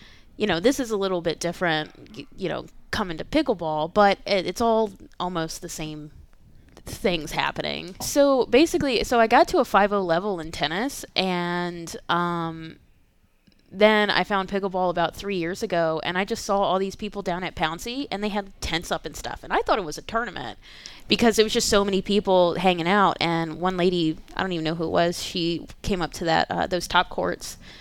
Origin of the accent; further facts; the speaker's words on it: Richmond, Virginia, United States; I was born and raised in Richmond